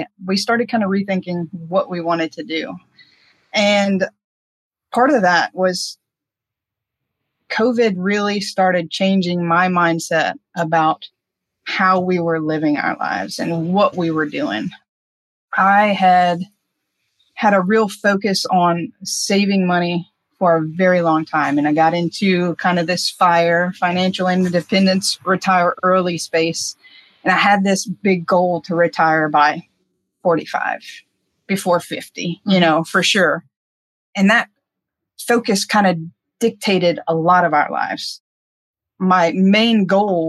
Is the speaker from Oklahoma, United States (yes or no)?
no; Houma, Louisiana, United States; moved away as an adult; also born or lived in Naples, Florida; I'm from Houma, Louisiana, pretty small town southwest of New Orleans. And I had lived there my entire life until 35.